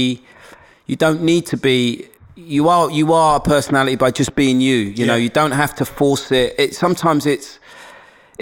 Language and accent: English; London, United Kingdom; accent: black Cockney Londoners; also born or lived in Forest Gate; I grew up in Hackney